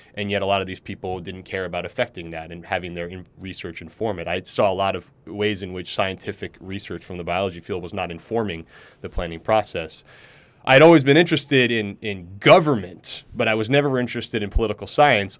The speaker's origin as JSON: {"language": "English", "town": "Ridgefield", "region": "Connecticut", "country": "United States", "tie": "born or raised there", "also_born_or_lived": "New York City", "said": "we moved out of New York City when I was about ten, and we moved up to the suburbs about an hour north in a small town in, called Ridgefield, Connecticut"}